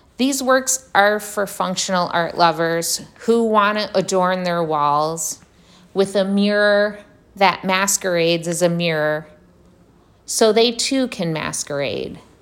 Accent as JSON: {"language": "English", "town": "Detroit", "region": "Michigan", "country": "United States", "tie": "born or raised there", "moved": "yes", "lives_now": "Brooklyn, New York, United States", "said": "I was born and raised in Detroit, or suburban Detroit"}